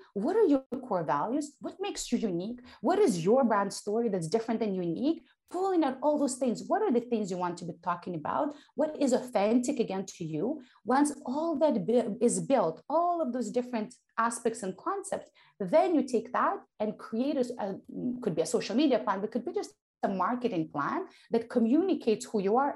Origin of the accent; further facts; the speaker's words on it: Ukraine; accent: thick accent; English is a second language; moved away; also born or lived in Soviet Union; I was born in the Soviet Union, and I was growing up in post-Soviet Ukraine